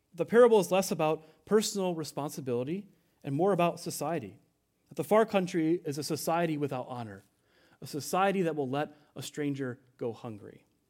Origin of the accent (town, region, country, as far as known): United States